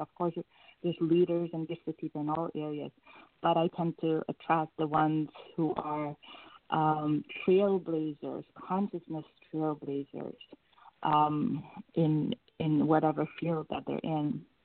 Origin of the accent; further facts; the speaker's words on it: Suriname; I was born and raised in Suriname, which is a country right above Brazil